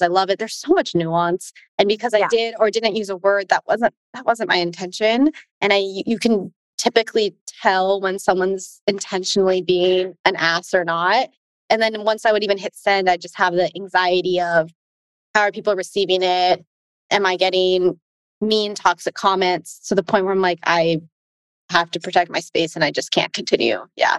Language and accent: English; United States; I'm Asian American